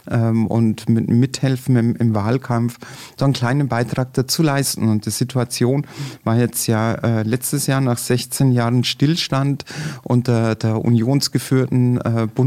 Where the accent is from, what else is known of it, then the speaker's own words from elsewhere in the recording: Passau, Bavaria, Germany; in meiner Jugend standen wir in Passau regelmäßig ähm, am Exerziersplatz vor der Nibelungenhalle